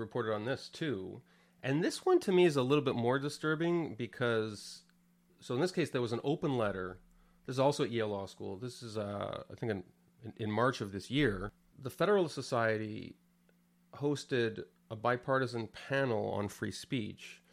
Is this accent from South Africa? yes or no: no; Canada; moved away as an adult; I came from Canada, which is a pretty progressive place.